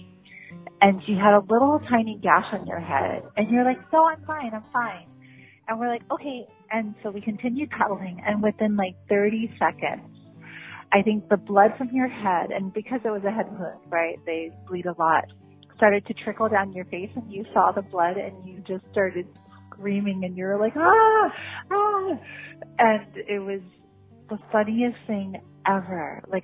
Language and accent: English; Maui, Hawaii, United States; we were growing up in Maui together